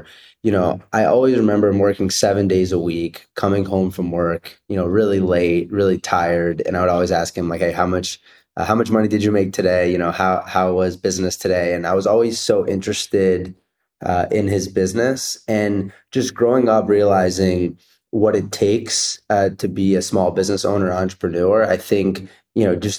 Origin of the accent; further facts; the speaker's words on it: Cherry Hill, New Jersey, United States; So I grew up in South Jersey, in Cherry Hill, New Jersey, and my parents are both immigrants from Israel